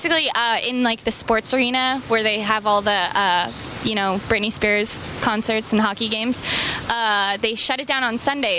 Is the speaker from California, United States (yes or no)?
yes; California, United States; from North County. I'm from Golden Hill area, but I've never been to.